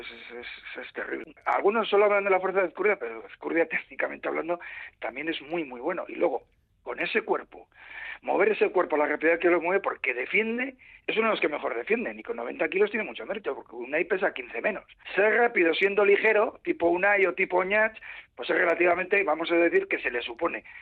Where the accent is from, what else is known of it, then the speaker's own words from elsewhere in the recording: Bilbao, Basque Country, Spain; yo soy de Bilbao.